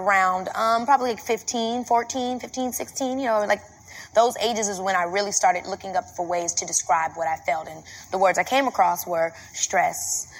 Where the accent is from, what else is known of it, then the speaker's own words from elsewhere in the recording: Robbins, Illinois, United States; You know, I come from Robbins, Illinois, which is like a very small town.